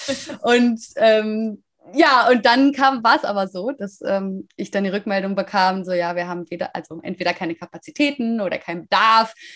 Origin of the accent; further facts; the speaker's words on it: Münster, North Rhine-Westphalia, Germany; moved away; ich komme aus Münster